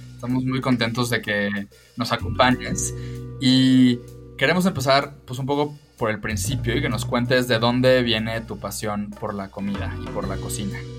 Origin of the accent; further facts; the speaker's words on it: Yucatán, Mexico; Yo soy yucateco